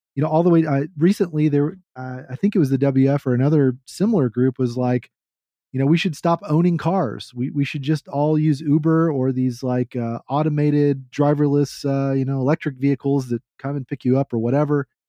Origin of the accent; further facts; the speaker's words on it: Texas, United States; I'm a Texan